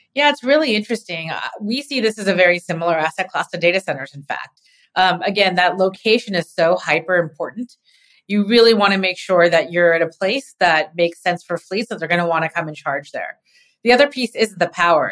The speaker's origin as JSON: {"language": "English", "region": "California", "country": "United States", "said": "being a Californian"}